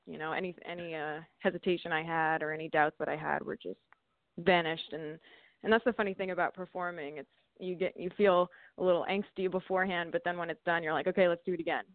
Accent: Vernon, New Jersey, United States; I grew up right near a ski mountain called Mountain Creek. It's actually in uh, mm-hmm. Sussex County, Vernon, New Jersey.

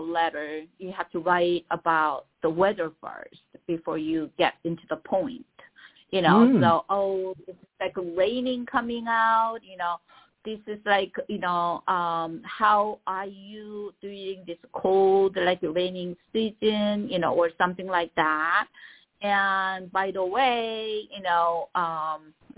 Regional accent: South Korea; first language Korean; English is a second language; now in Los Angeles, United States; I'm an immigrant. I came here. So my mother tongue is Korean

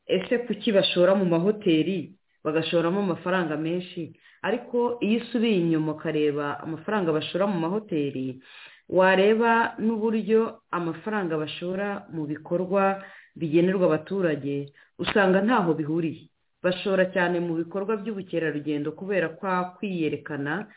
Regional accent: Rwanda; twese turi abanyarwanda

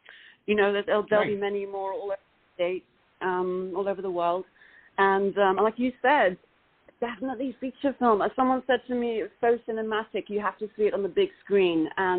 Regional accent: Los Angeles, California, United States; amazing seeing it on the big screen in the Lamley Theatre NoHo 7 in Los Angeles. and that's where my hometown is.

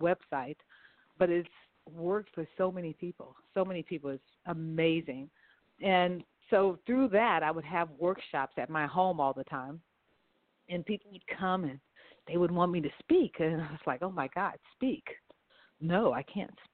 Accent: Los Angeles, California, United States; I'm from right here, Los Angeles, California. My family is from New Orleans, Louisiana, but I was the third of the kids being born, and I was born here in Los Angeles.

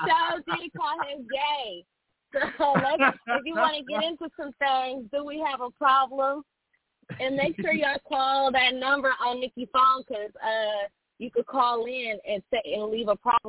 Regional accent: Bay Area, California, United States; I'm a Barbie from the Bay Area

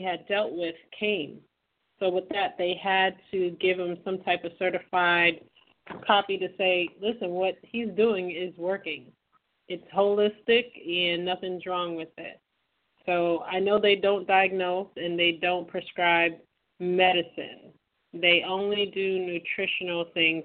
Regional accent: Trinidad & Tobago; moved away; my home country of Trinidad.

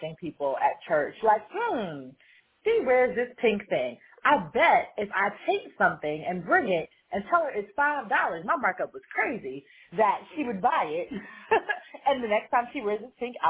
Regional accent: New York, United States; I grew up in New York, and I designed jewelry mass market.

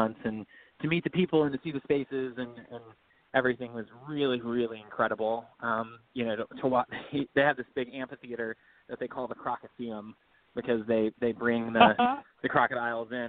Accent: Birmingham, Alabama, United States; Well, I'm from Alabama. I'm from Birmingham. I lived here until I went off to school

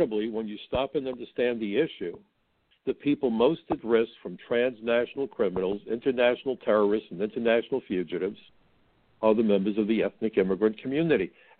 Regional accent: the North, United States; I'm from the North.

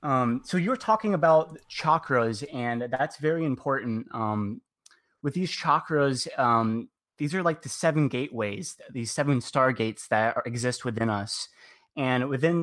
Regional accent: Mesa, Arizona, United States; I'm from Mesa, Arizona.

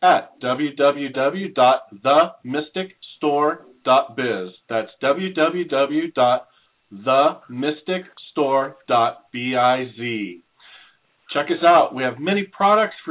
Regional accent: California, United States; I'm a native Californian, so I love it. So I always love talking to people from my home state

